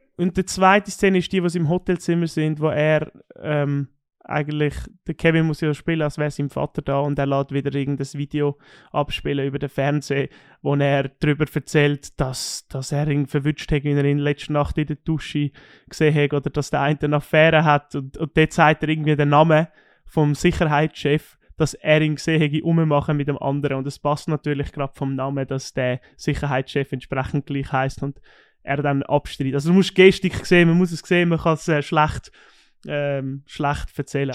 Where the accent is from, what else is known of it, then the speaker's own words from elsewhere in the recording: Switzerland; bei uns in der Schweiz